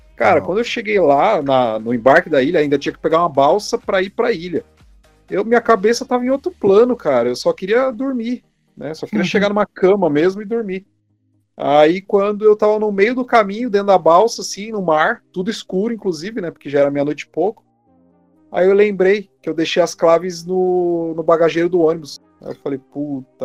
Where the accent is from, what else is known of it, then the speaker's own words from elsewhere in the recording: Mauá, São Paulo, Brazil; moved away as an adult; now in Curitiba, Brazil; Eu sou natural de Mauá, São Paulo.